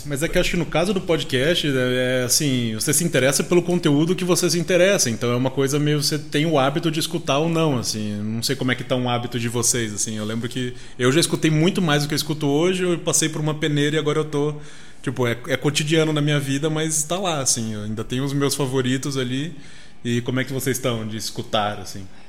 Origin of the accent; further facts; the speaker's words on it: Cuiabá, Mato Grosso, Brazil; moved away; Eu sou de Cuiabá